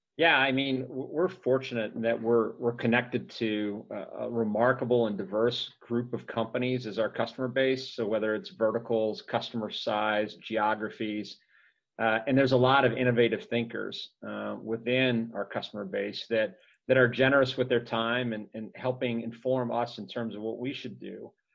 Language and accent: English; Texas, United States; now in Minneapolis, United States; I grew up in Texas